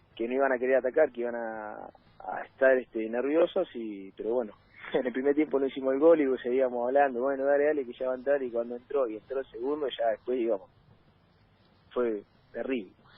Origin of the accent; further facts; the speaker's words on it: Trelew, Chubut, Argentina; moved away; yo soy de tres de Chubut. Le digo pueblo porque cuando iba a mi ciudad